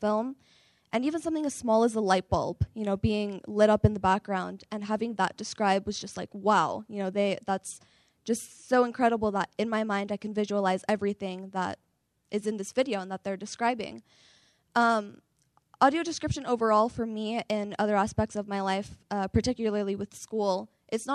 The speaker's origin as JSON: {"language": "English", "town": "San Francisco", "region": "California", "country": "United States", "said": "I'm from San Francisco, California"}